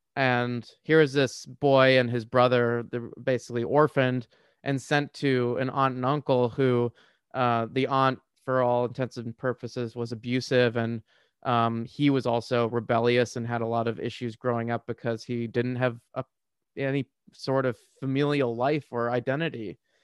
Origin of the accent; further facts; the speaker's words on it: Washington, District of Columbia, United States; I grew up in the D C area